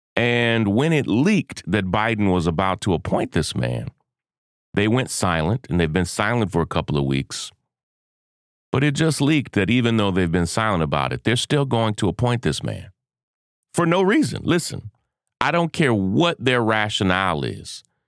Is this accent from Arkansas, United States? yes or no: no; Kentucky, United States; born or raised there